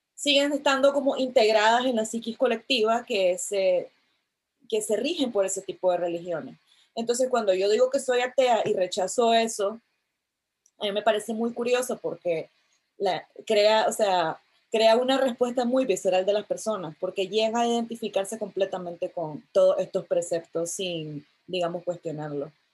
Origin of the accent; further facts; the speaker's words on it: Nicaragua; mis padres me enviaron a un colegio, a uno de los pocos colegios laicos de, de Nicaragua